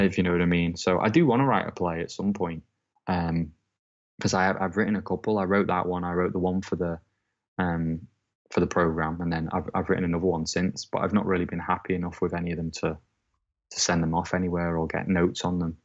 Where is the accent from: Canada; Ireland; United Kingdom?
United Kingdom; Southport, North West England; moved away as an adult; also born or lived in Preston; now in Manchester, United Kingdom; my hometown is Southport, which is about forty-five minutes away from Liverpool